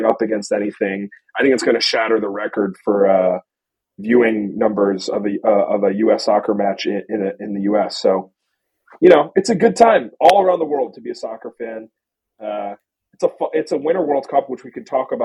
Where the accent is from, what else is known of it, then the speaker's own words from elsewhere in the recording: United States; as an American